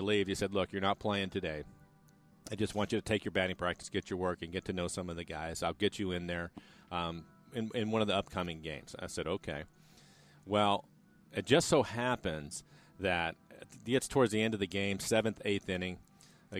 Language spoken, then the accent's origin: English; Graham, Washington, United States; I'm from Graham, Washington